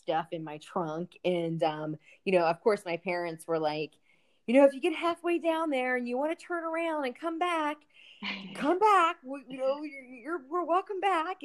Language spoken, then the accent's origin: English; Sykesville, Maryland, United States; It was called Sykesville